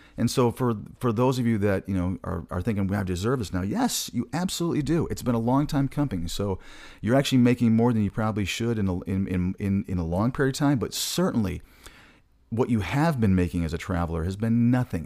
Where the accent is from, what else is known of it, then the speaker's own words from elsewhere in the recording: Michigan, United States; moved away; I'm originally from Michigan, so I talk quick sometimes